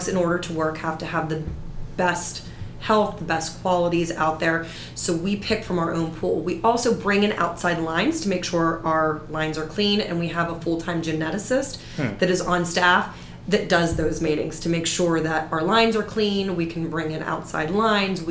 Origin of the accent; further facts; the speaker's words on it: Pittsburgh, Pennsylvania, United States; moved away as an adult; I'm originally from Pittsburgh.